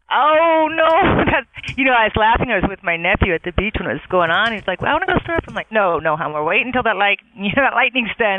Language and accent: English; San Diego, California, United States; also born or lived in Wyoming; I grew up in East County